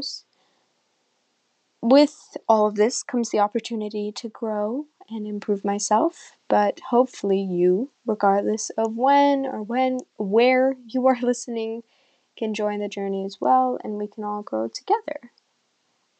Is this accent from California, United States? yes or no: yes; California, United States; also born or lived in Iran; I immigrated from Iran to California, where I currently live, when I was 6